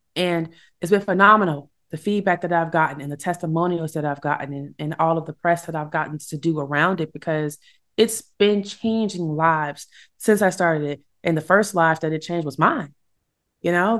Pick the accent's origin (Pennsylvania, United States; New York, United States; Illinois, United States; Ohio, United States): Illinois, United States; my home state, Illinois